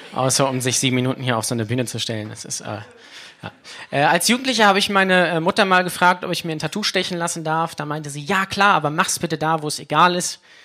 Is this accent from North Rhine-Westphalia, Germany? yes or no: no; Lübeck, Schleswig-Holstein, Germany; ich komme direkt aus LA. Ja, das ist meine Hood, LA. Lübeck-Altstadt.